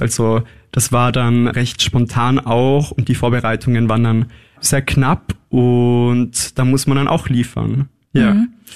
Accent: Innsbruck, Tyrol, Austria; also born or lived in Scheibbs, Lower Austria; Geboren in Scheibs in Niederösterreich, das stimmt, aufgewachsen aber größtenteils in Innsbruck.

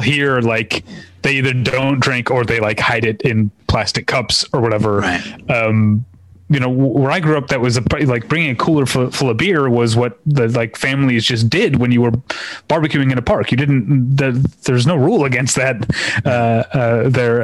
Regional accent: Missouri, United States; now in Los Angeles, United States; I grew up in Missouri

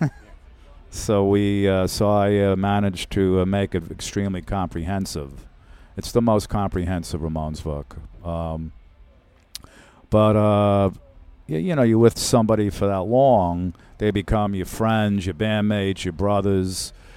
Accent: Brooklyn, New York, United States; living in Brooklyn, growing up in Brooklyn

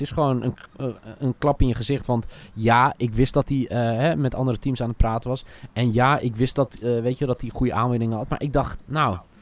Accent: Alphen aan de Rijn, South Holland, Netherlands; opgroeiend in Alphen aan de Rijn

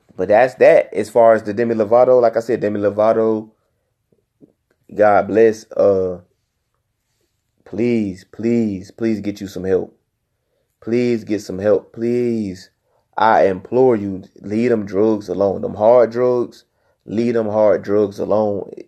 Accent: Newport News, Virginia, United States; I come from Nupa News, Virginia

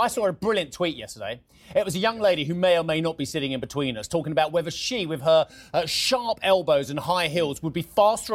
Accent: United Kingdom; being a Brit who's allowed to take part in the European elections

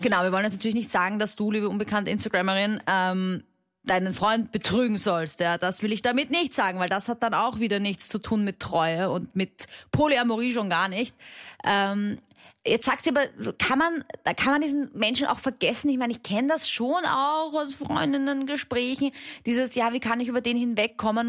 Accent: Austria; accent: Austrian dialect; hörst du vielleicht ein bisschen an meinem Dialekt

